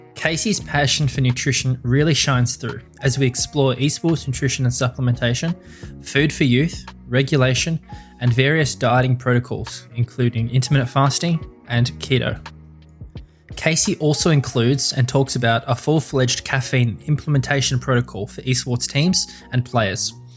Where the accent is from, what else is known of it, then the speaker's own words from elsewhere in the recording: Melbourne, Victoria, Australia; I'm from Melbourne, Australia